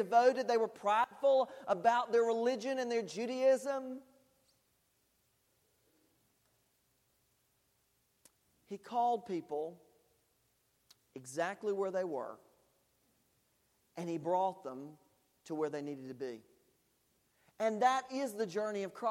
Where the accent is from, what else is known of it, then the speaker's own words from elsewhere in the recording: United States; as an American and as someone who has people who have served in the military and in my family